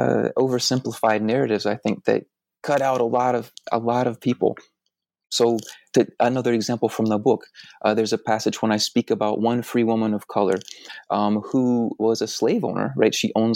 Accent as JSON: {"language": "English", "region": "Deep South", "country": "United States", "said": "I'm from the Deep South, right?"}